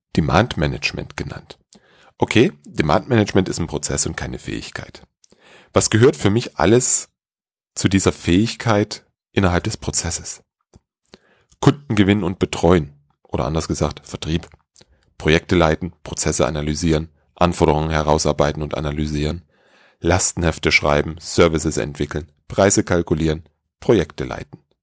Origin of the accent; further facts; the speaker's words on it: Dresden, Saxony, Germany; in meiner Heimatstadt Dresden